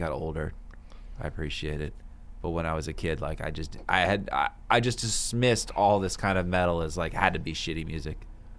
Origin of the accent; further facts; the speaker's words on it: Bethesda, Maryland, United States; I'm from Bethesda, darn it.